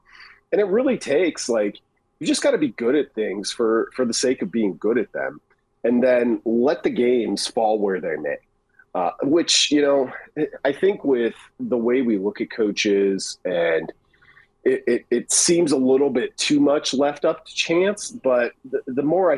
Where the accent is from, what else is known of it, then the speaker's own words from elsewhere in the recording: Western Nebraska, United States; I grew up in Western Nebraska, of course.